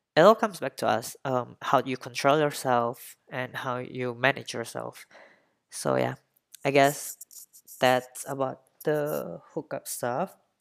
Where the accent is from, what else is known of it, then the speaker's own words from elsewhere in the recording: Indonesia; I really don't see myself staying put in, in, uh, my hometown or in Indonesia.